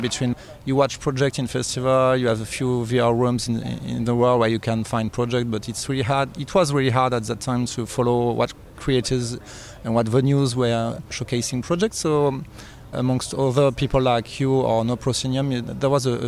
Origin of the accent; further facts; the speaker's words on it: Paris, Île-de-France, France; I'm from Paris